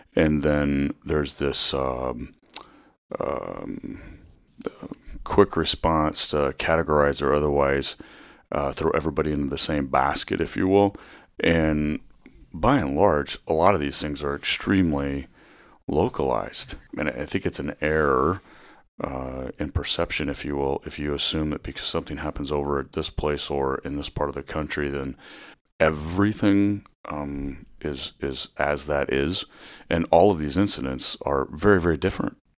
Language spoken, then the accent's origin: English; Northwest Iowa, United States; moved away as an adult; also born or lived in Vermillion, South Dakota / Fremont, Nebraska; now in Bellevue, United States; I grew up in Northwest Iowa